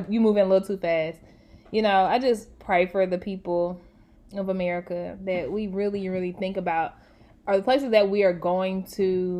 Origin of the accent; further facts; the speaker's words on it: United States; it's something about just being American that is, we just don't like anybody to tell us what to do.